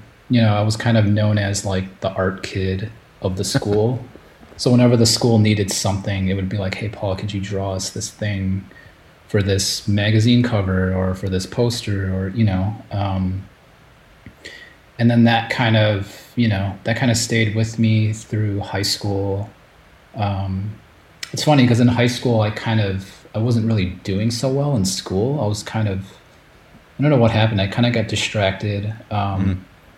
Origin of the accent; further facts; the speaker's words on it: Chicago, Illinois, United States; moved away as an adult; also born or lived in Japan; I grew up in Chicago in the US